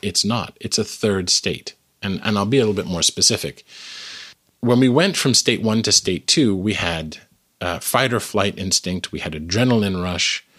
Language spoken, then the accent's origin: English; Canada; now in United States; I am originally Canadian. Um, I live in the United States now